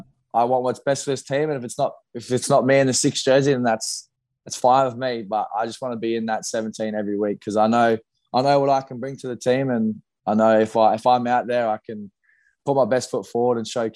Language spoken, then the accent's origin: English; Australia